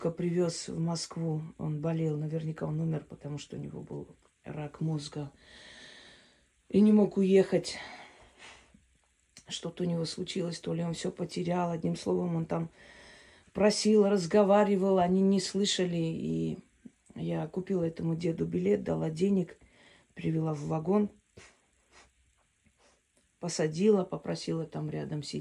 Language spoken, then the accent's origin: Russian; Armenia; Я говорю, я армянка.